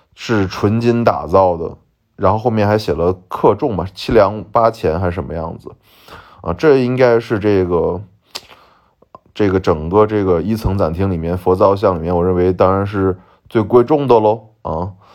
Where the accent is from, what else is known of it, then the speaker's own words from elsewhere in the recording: Xi'an, Shaanxi, China; also born or lived in Xingping, Shaanxi; 我和我父亲都是，呃，西安人，啊，我们，呃，也不说是纯正西安人吧，我们其实一，原来生活在是兴平的，就是霍去病的，呃，墓的兴平县，然后我们在九岁的时候，就是一九，呃，九四年左右，然后我们来到从兴平来到西安，然后一直生活到今天，应该等于说在西安已经生活了快二十多年了